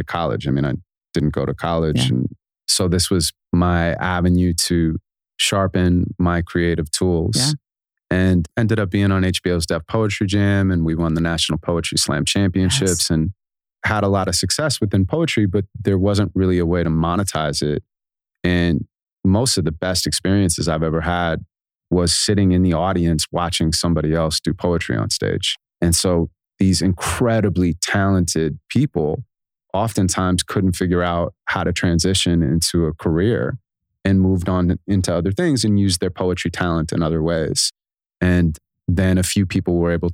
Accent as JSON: {"language": "English", "town": "Santa Monica", "region": "California", "country": "United States", "tie": "born or raised there", "said": "I was born in Santa Monica, California, and my mom's a school teacher"}